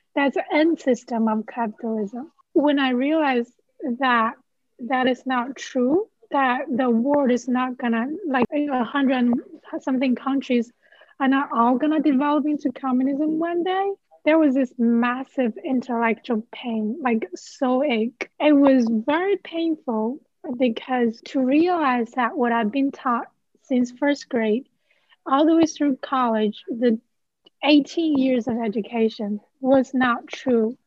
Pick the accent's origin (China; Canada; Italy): China; first language Chinese; English is a second language; moved away as an adult; now in Tallahassee, United States; I'm from China